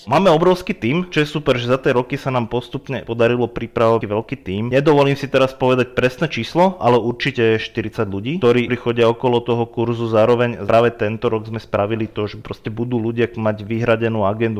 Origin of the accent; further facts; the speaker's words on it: Bojnice, Trenčín Region, Slovakia; moved away as an adult; also born or lived in Prievidza; now in Banská Bystrica, Slovakia; ja som sa presťahoval do Banskej Bystrice, začal som tu pracovať, bo pôvodne som teda z Bojnic